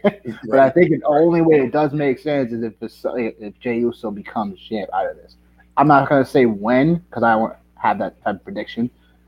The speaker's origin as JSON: {"language": "English", "region": "Connecticut", "country": "United States", "said": "I could drive to Stanford. I'm from Connecticut."}